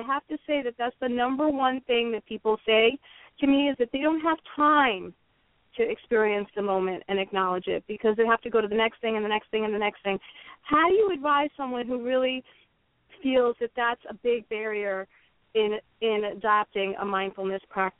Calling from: New York area, United States; I'm calling from the New York area

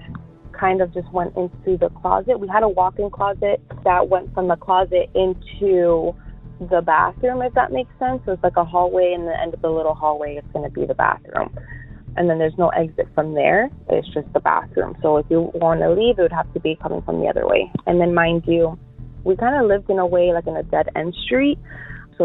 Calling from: Miami, Florida, United States; I'm calling from Miami, Florida.

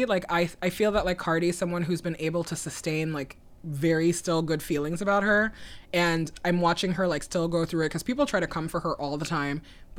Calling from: Brooklyn, New York, United States; I'm calling in from Brooklyn.

